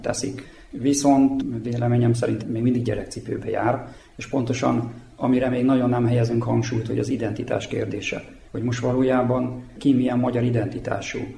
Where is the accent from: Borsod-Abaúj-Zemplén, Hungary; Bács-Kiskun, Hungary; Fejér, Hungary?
Bács-Kiskun, Hungary; a village near Kecskemét; moved away as an adult; also born or lived in Szeged, Hungary; now in Horgos, Serbia; Én Szegeden születtem, három generációs szegedi vagyok, de a gyerekkoromat egy Kecskemét melletti faluba töltöttem.